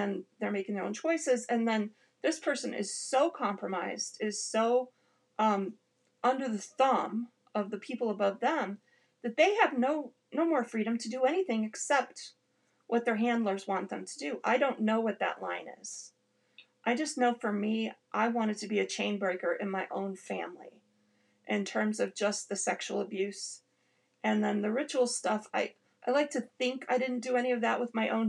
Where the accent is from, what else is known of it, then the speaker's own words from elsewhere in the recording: Detroit, Michigan, United States; I grew up in Detroit, Michigan, in the same Mormon congregation as Mitt Romney